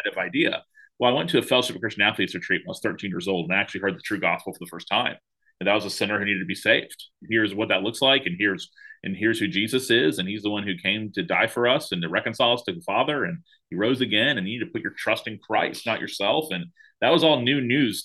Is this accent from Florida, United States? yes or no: yes; Tallahassee, Florida, United States; I wanted to be a pastor in my hometown of Tallahassee, Florida